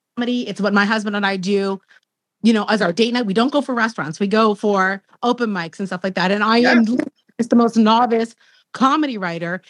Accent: Canada; I'm Canadian

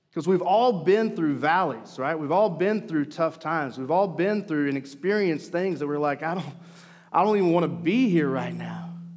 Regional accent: Mena, Arkansas, United States; I grew up in Mena, Arkansas. And being from the South

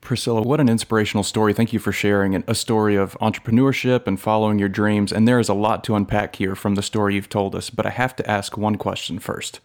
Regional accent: United States; As an American

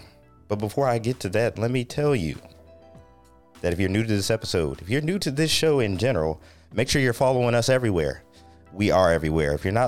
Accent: United States; I grew up on Lake Erie and that was dirty enough from industrial waste.

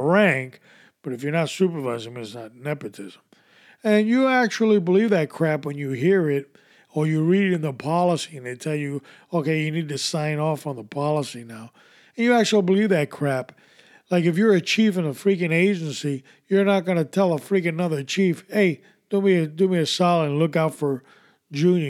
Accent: New York, United States; as a kid growing up in New York, in the 70s

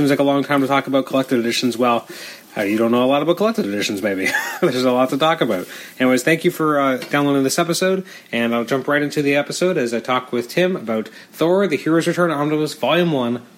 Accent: Canada; as a Canadian

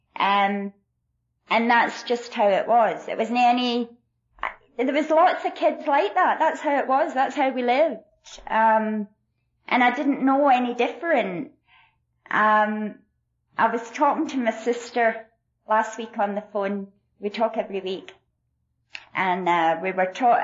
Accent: Glasgow, Scotland, United Kingdom; now in El Paso, United States; I was born in Glasgow, Scotland and, um, was born into really extreme poverty alcoholic family

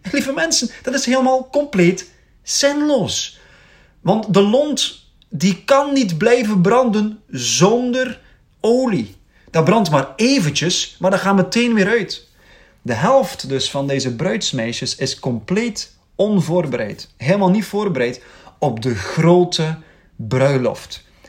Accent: Belgium; we mogen opstaan als Belgen

